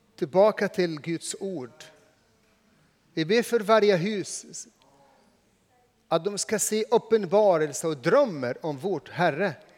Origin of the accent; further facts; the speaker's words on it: Egypt; Swedish is a second language; now in Sweden; jag är inte född här, men jag är född i Egypten